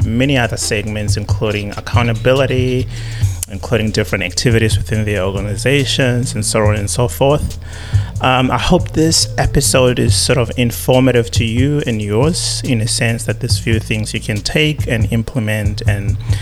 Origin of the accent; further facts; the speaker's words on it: South Africa; as a South African